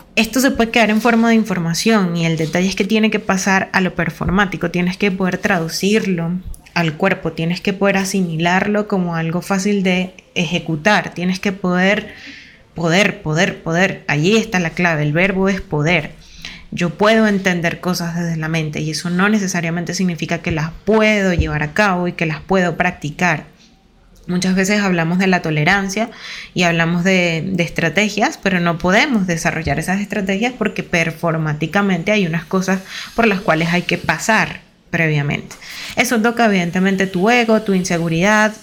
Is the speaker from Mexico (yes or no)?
no; Venezuela; Venezuela, que es de donde yo soy